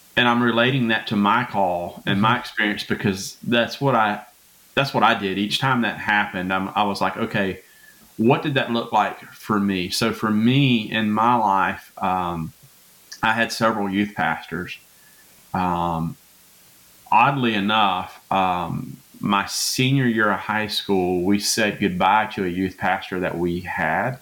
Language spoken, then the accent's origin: English; Louisiana, United States; moved away; also born or lived in Hazlehurst, Mississippi; I'm from Louisiana. That's where mm-hmm. I was born.